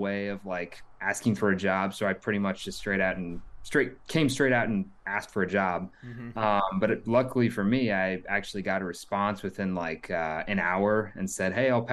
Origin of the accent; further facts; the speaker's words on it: Kansas City, Missouri, United States; also born or lived in Lincoln, Nebraska; I grew up in the Kansas City area